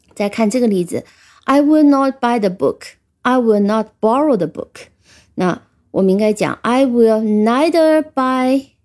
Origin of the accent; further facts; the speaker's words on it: China; 我们中国人